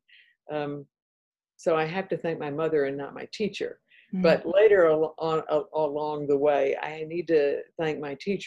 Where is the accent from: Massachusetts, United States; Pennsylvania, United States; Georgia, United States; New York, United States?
Georgia, United States; Atlanta; accent: Southern; moved away as an adult; also born or lived in Tennessee / North Carolina; now in Virginia, United States; I am a Southerner, as you probably can tell by my accent. Grew up in Atlanta, Georgia